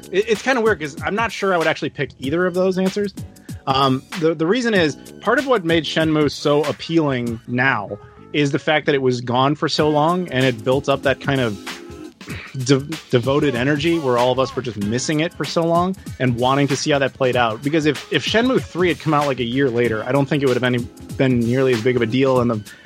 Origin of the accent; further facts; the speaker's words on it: United States; as an American